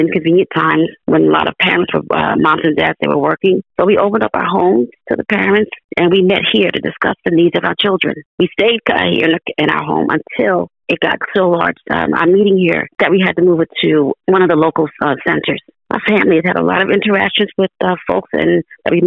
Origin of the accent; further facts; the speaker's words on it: Jersey City, New Jersey, United States; moved away as an adult; also born or lived in East Orange, New Jersey; now in Trenton, United States; I was born and raised in Jersey City